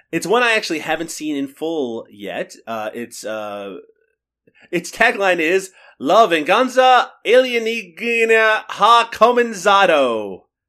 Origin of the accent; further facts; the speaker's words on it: Canada; I'm Canadian